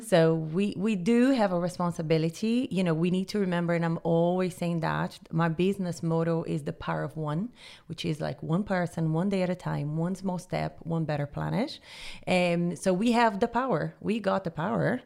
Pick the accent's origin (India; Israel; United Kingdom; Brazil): Brazil; Rio de Janeiro; moved away as an adult; also born or lived in Jamaica / Honduras / Panama; now in Dublin, Ireland; I'm originally from Rio, Brazil